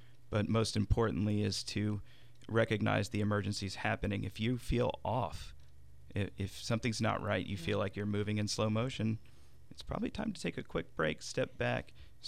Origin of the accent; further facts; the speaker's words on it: San Antonio, Texas, United States; San Antonio.